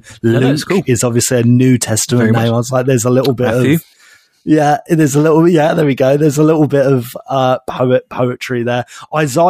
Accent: Basildon, East of England, United Kingdom; my hometown of Basildon

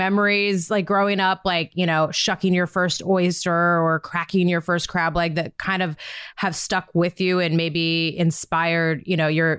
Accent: Montana, United States; I'm a Montana girl, also grew up on a cattle ranch.

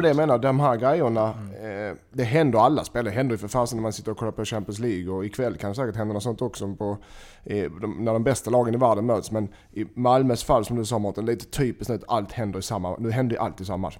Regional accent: Gothenburg, Västra Götaland, Sweden; jag är från Göteborg

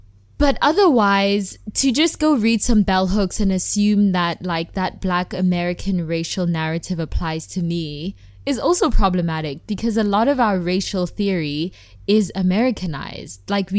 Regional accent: South Africa; And just the fact that I'm South African, but I don't feel South African because I haven't really lived there much, like, that affects my Blackness.

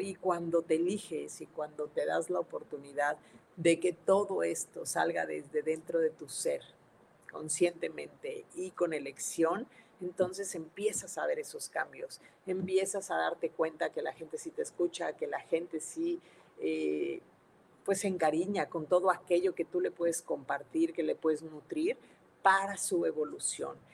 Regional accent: Mexico City, Mexico; now in Monterrey, Mexico; soy de la Ciudad de México, sí, pero ya no vivo allá, vivo en Monterrey este, Nuevo León

